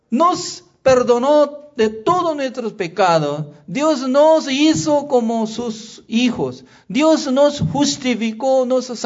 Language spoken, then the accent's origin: Spanish; Chile; Sí, soy chileno.